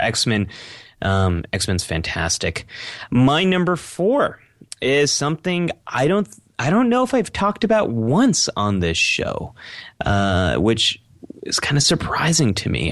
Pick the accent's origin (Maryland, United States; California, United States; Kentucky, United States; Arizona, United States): California, United States; Silicon Valley; Growing up in Silicon Valley